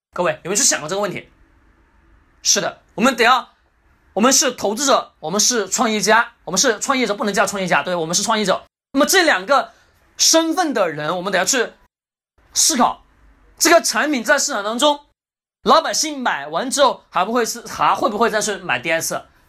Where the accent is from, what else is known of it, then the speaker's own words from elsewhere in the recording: China; 我们中国人